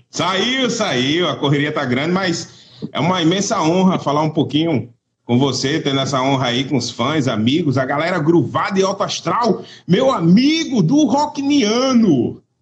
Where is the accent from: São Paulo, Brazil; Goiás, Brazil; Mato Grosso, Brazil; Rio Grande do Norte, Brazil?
Rio Grande do Norte, Brazil; Natal; Eu estou na minha terra aqui, eu estou em Natal, Rio Grande do Norte